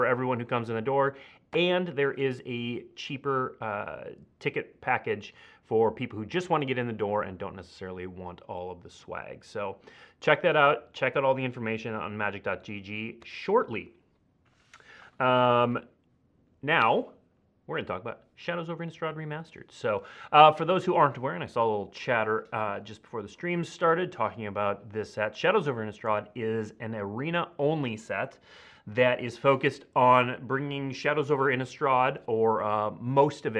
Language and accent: English; Minnesota, United States; moved away; my home state of Minnesota